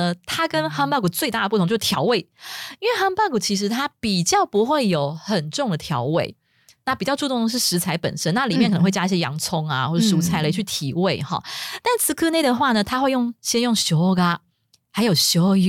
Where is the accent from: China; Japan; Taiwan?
Japan; Chinese is a second language; 但是我们日本人呢，就是也会过中秋节。